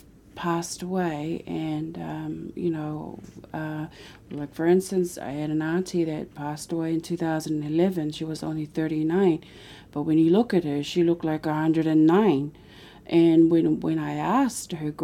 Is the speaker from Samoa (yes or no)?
yes; Samoa; moved away; as a young woman growing up in Samoa